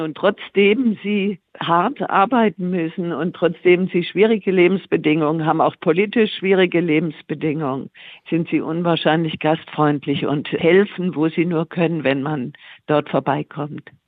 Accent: Tuttlingen, Baden-Württemberg, Germany; ich komme ja aus Süddeutschland, bin in Tuttlingen geboren

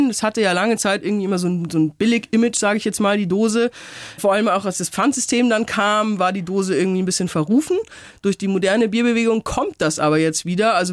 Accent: Upper Palatinate, Bavaria, Germany; Ich komme aus der Oberpfalz

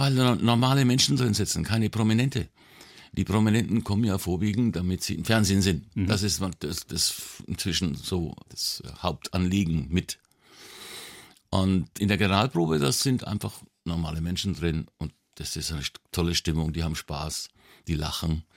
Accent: Nuremberg, Bavaria, Germany; aufgewachsen bin ich in der Südstadt, mhm. in Falkenheim

